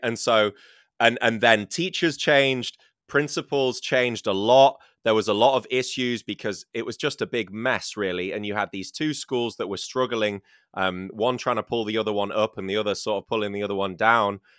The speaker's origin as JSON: {"language": "English", "country": "United Kingdom", "tie": "born or raised there"}